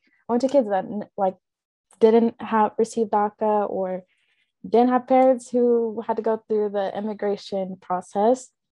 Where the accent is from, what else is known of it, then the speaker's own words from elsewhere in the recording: Kansas City, Kansas, United States; I grew up in Wyandotte County from the DOT, and I went to Shawnee Mission East, and it was a primarily white school.